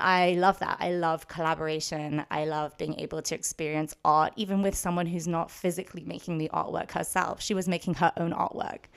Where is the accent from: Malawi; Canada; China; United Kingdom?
United Kingdom; London; moved away as an adult; now in Los Angeles, United States; I did grow up in London my whole life. I went to school there, lived there until I was eighteen, and then moved to U C L A, moved to Los Angeles